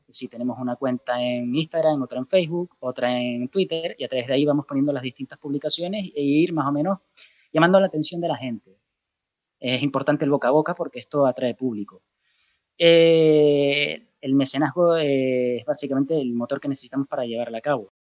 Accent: Canary Islands, Spain; accent: Canarian; now in Murcia, Spain; el acento canario, yo soy de Canarias

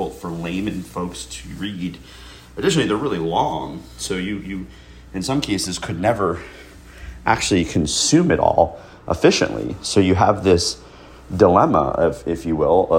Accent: United States; we as American citizens

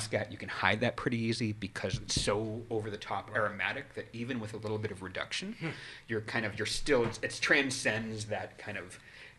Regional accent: New England, United States; moved away; I grew up in New England.

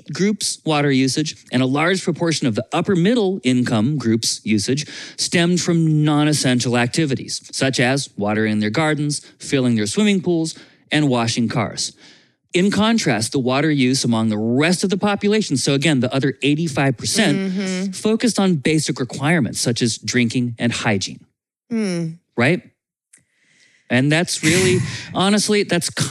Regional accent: Vermont, United States; I grew up in Vermont

